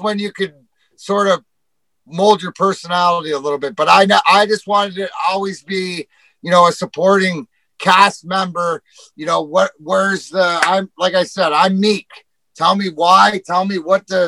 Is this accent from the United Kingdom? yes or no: no; Leamington, Ontario, Canada; I grew up in Leamington, the house I grew up in, door to door to Joe Louis Arena